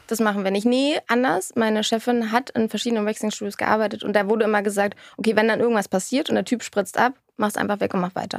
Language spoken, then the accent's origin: German; Berlin, Germany; born or raised there